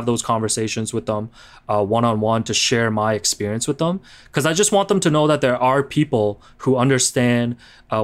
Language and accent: English; Markham, Ontario, Canada; English is a second language; also born or lived in Hong Kong; growing up in Markham, as everybody knows, is a very predominantly Asian, you know, neighborhood. And like, when I went to school, you know, I came from Hong Kong, immigrated here in grade 3